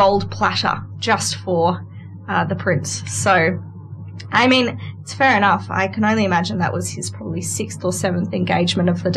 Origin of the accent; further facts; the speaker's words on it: Armidale, New South Wales, Australia; also born or lived in London; I was from Armidale